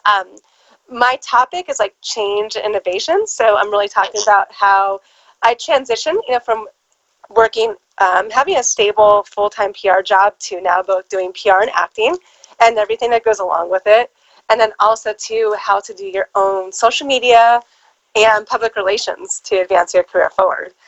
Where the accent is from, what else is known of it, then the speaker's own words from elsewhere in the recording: just outside of Los Angeles, Southern California, United States; I was born and raised in Southern California, just outside of Los Angeles